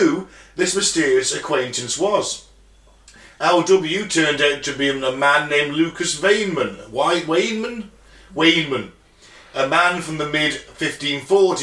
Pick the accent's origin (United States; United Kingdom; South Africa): United Kingdom; Dawley, West Midlands; I'm from Dorley, I've lived in Dorley all my life.